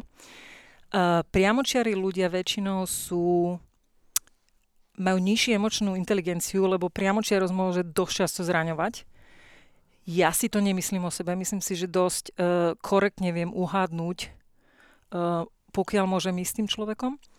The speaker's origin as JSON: {"language": "Slovak", "country": "Slovakia", "also_born_or_lived": "Myjava, Slovakia / United States", "moved": "as an adult", "said": "som Slovenka"}